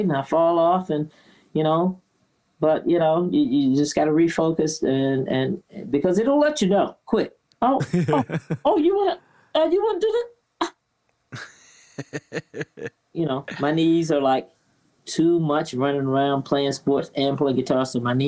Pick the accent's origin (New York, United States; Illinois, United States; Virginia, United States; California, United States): Virginia, United States; growing up in Virginia in the South